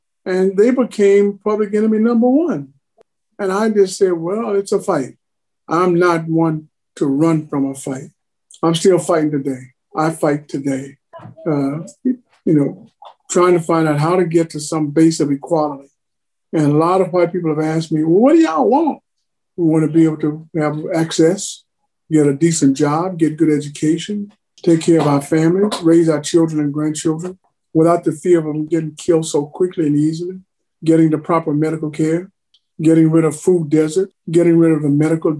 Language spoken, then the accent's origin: English; Texas, United States; moved away as an adult; also born or lived in Madison, Wisconsin; I'm a Texan, so we grew up fighting like cowboys for fun